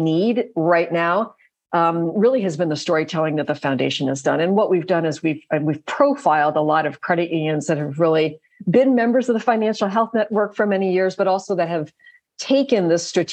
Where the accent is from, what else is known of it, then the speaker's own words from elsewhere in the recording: Virginia, United States; in my home state of Virginia